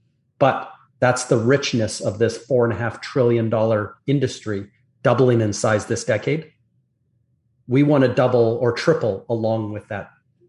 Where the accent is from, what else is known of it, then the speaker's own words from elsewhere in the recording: Canada; now in Florida, United States; So I'm Canadian.